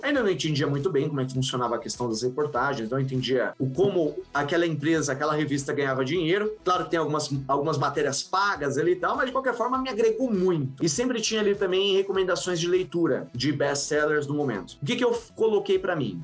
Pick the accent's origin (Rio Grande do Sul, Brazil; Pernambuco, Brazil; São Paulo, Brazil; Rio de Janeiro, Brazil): São Paulo, Brazil; Eu sou de São Paulo, né? Eu venho ali da, da zona leste de São Paulo, do, do São Mateus